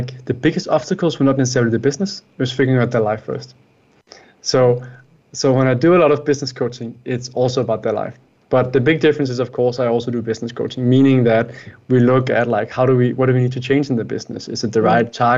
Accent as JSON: {"language": "English", "country": "Denmark", "said": "I am from Denmark, Scandinavia"}